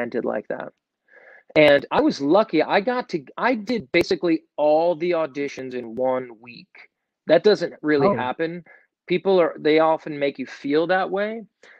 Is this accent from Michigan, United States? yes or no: no; New York, United States; I was from New York, So I had a band in Brooklyn